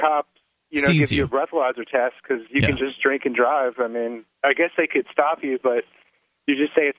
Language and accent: English; Tennessee, United States; now in New Hampshire, United States; Oh yeah, I'm from Tennessee